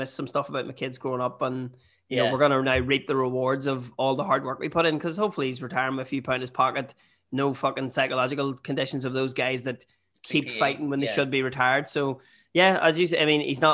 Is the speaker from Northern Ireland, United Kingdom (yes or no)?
yes; Newry, Northern Ireland, United Kingdom; I'm from Newry